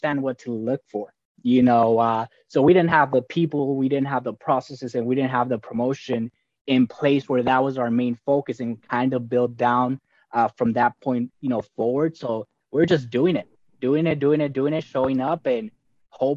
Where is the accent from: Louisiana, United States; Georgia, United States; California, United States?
California, United States; Los Angeles; also born or lived in Guadalajara, Jalisco, Mexico; So grew up in a famous city called South Central Los Angeles